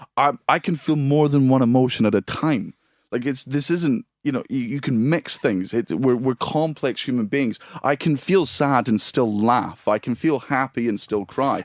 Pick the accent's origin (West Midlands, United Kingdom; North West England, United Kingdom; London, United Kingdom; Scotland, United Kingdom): Scotland, United Kingdom; I'm Scottish and it's in my fucking blood.